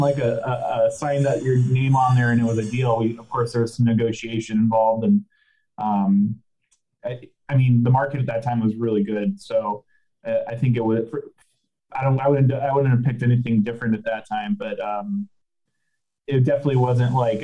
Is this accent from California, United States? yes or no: yes; Orange County, California, United States; I'm from Orange County, um, born bred.